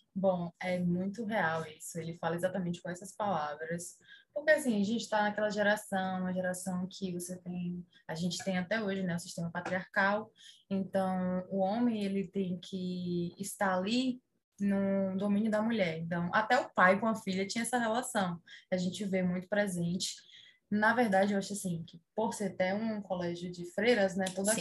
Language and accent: Portuguese; Salvador, Bahia, Brazil